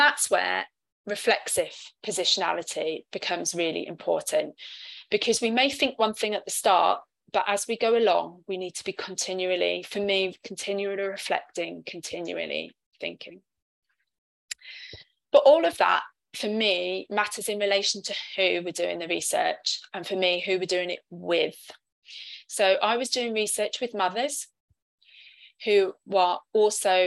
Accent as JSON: {"language": "English", "region": "London", "country": "United Kingdom", "first_language": "English", "moved": "as an adult", "lives_now": "Cardiff, United Kingdom", "said": "I'm a British citizen from London, but living in Cardiff"}